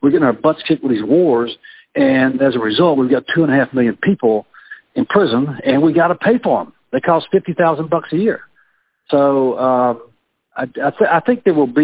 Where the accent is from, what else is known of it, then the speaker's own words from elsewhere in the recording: Mississippi, United States; now in Virginia, United States; my home state of Mississippi